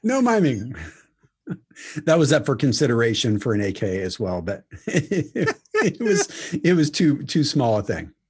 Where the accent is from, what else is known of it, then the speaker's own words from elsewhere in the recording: Indiana, United States; I am from Indiana, uh, and everyone thinks we have pigs and livestock